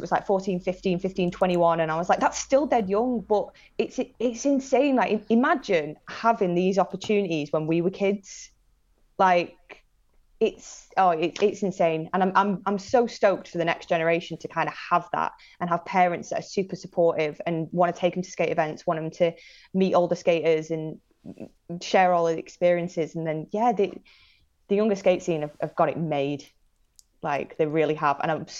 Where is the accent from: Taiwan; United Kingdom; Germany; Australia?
United Kingdom; Manchester, North West England; also born or lived in Salford / Blackpool; Yeah, so I'm originally from Manchester for 10 years of my life, and then moved to North Shore, Blackpool, when I was a kid, to a hotel